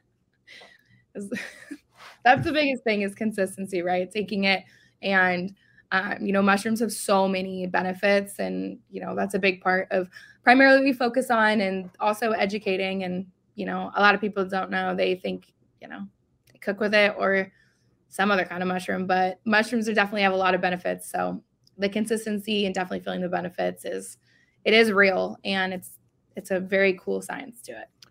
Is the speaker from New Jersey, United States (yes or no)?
yes; Whitehouse Station, New Jersey, United States; also born or lived in Edison, New Jersey; now in San Diego, United States; I was born in Edison, but I grew up in, like, White House Station area